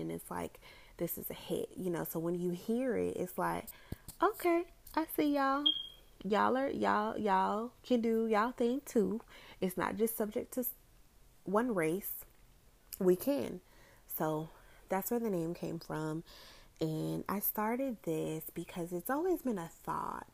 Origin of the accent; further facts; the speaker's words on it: Orlando, Florida, United States; I am from the Orlando, Florida area